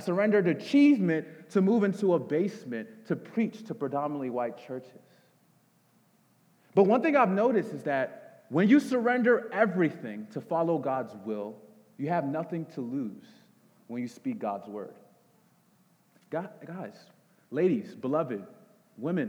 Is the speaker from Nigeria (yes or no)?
yes; Nigeria; I'm a Nigerian